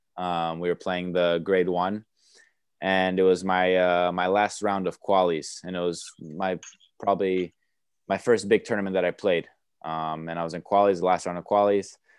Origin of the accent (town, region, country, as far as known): New York, United States; born or raised there; first language Romanian; English is a second language; moved away; also born or lived in Romania / Chicago / Bradenton, Florida